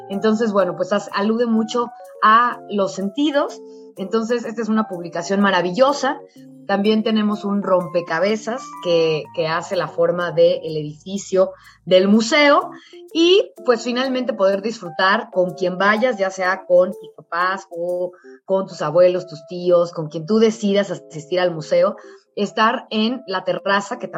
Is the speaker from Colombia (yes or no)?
no; Mexico; cómo nos fuimos consolidando como ciudadanos mexicanos a partir del mestizaje que se dio con los españoles.